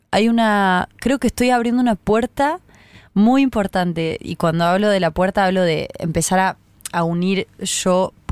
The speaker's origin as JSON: {"language": "Spanish", "region": "Córdoba", "country": "Argentina", "said": "y vinimos desde Córdoba, y es como mi pandilla, parte de mi pandilla."}